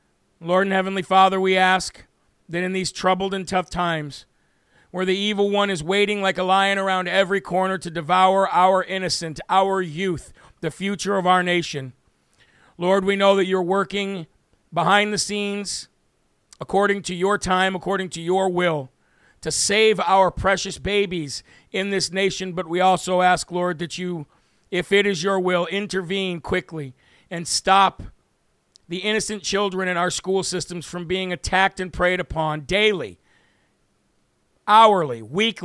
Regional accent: Uvalde, Texas, United States; I grew up in Uvalde and went to Robb Elementary.

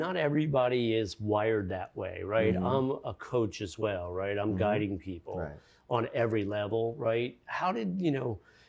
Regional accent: Fairfield, Connecticut, United States; I grew up in Fairfield County, Connecticut.

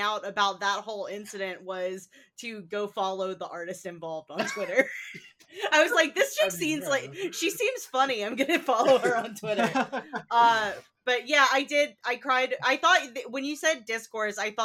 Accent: the South, United States; growing up in the South

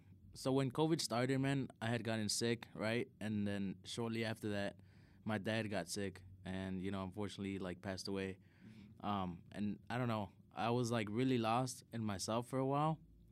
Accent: Chicago, Illinois, United States; Well, for me, like, I'm from the South Side of Chicago, right? And, like, there's a lot of crazy shit that happens in the South Side.

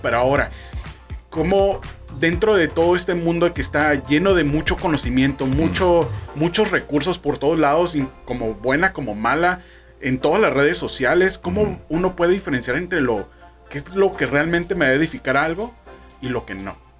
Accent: Mexico; also born or lived in Baja California; que no tranza no avanza es un lema que, que tenemos como mexicanos

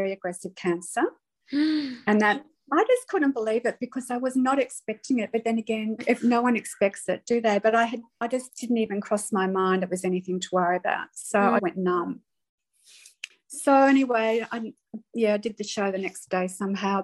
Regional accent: Melbourne, Victoria, Australia; moved away as an adult; when I was eight, Dad moved us all to Melbourne. He was a teacher. And we lived there until I decided to go overseas when I was 20

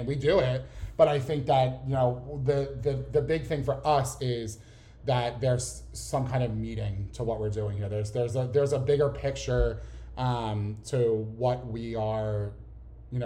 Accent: Philadelphia, Pennsylvania, United States; accent: Philly; I grew up in Philly, born and raised. I don't know if you could tell by my thick Philly accent

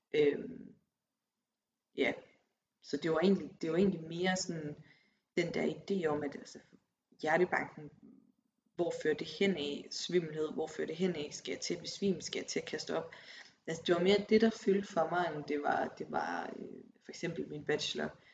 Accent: Aarhus, Central Denmark Region, Denmark; moved away as an adult; also born or lived in Copenhagen; En kæmpe by i forhold til Aarhus, hvor jeg kommer fra.

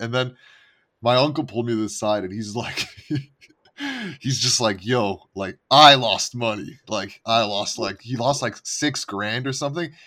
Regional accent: Montreal, Quebec, Canada; moved away; I'm originally from Canada

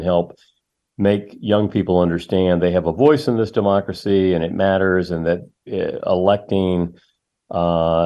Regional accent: Charlotte, North Carolina, United States; I subscribed to the Charlotte Observer, my hometown

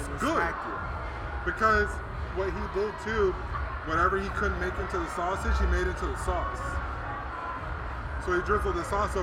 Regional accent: United States; I'm an American

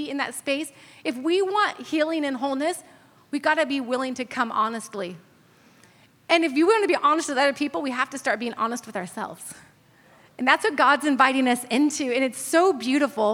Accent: California, United States; moved away; I'm from California.

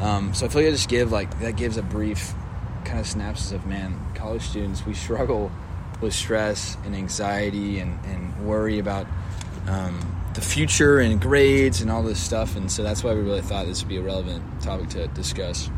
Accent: Dallas, Texas, United States; I'm from Dallas, and grew up in church.

